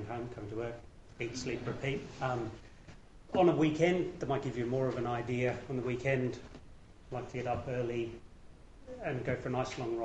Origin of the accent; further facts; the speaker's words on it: Sydney, New South Wales, Australia; moved away as an adult; also born or lived in United Kingdom; now in Perth, Australia; I was born in the United Kingdom, moved to Australia when I was 13, grew up on the other side, on the East Coast, in Sydney, did my study there, worked there